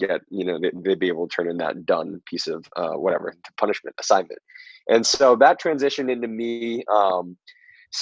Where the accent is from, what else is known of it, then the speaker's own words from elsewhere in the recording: Southern California, United States; I am originally from Southern California